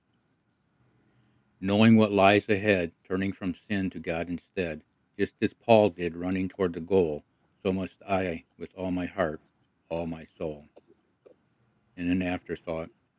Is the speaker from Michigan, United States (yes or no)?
yes; Croswell, Michigan, United States; We grew up in the Episcopal Church, and when we lived in a small town of Croswell